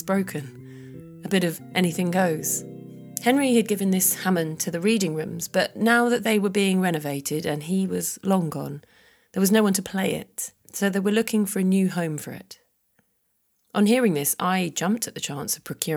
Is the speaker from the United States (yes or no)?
no; Sidestrand, East of England, United Kingdom; moved away as an adult; also born or lived in London; I grew up in North Norfolk, which is where I started my musical training.